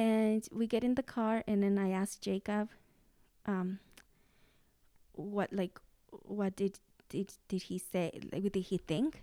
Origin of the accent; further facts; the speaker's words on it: Mexico; English is a second language; moved away; I was seven years old, and this was in Mexico